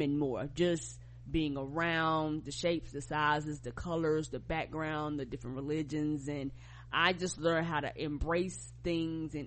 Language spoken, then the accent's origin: English; United States; as an American